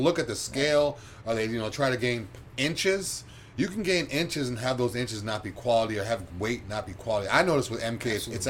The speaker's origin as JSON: {"language": "English", "region": "New England", "country": "United States", "moved": "yes", "lives_now": "Florida, United States", "said": "I'm from New England"}